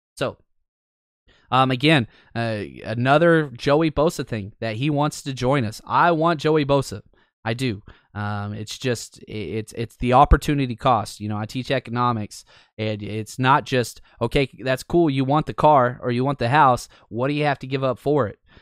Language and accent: English; Dallas, Texas, United States; I grew up in Dallas.